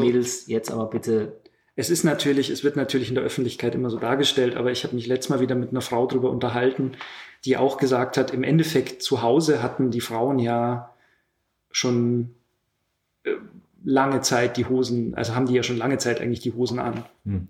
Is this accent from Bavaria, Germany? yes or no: yes; Lower Bavaria, Germany; moved away; also born or lived in Munich; aus Niederbayern